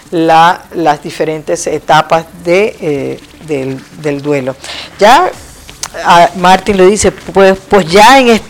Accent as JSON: {"language": "Spanish", "country": "Venezuela", "moved": "yes", "said": "mi mamá murió estando yo aquí eh, después que me vine de Venezuela no pude estar allá en, Venezuela."}